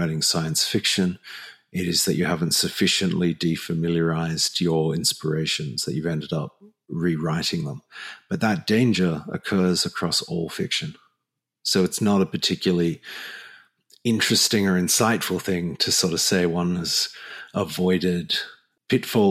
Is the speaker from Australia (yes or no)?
yes; Australia